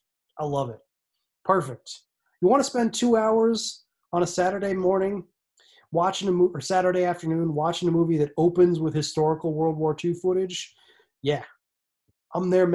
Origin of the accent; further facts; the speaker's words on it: United States; as an American person